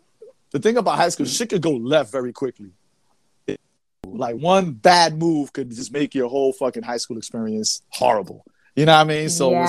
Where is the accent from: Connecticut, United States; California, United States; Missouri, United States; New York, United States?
New York, United States; New York City; I'm from New York City.